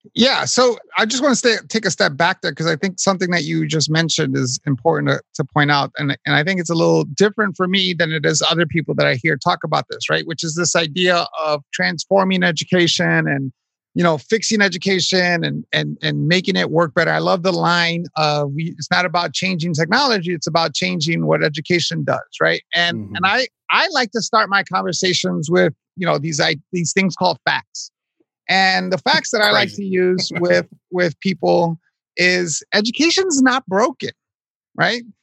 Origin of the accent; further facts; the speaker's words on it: New York City, New York, United States; I was born raised in Hell's Kitchen, New York.